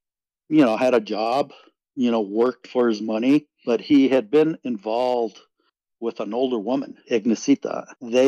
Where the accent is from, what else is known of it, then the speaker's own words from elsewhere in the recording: Santa Fe, New Mexico, United States; I grew up in Santa Fe